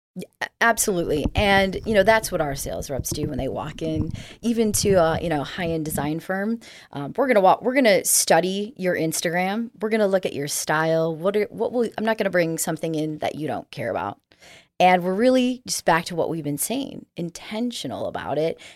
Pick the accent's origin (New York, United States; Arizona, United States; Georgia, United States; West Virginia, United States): Arizona, United States; moved away; I grew up in Arizona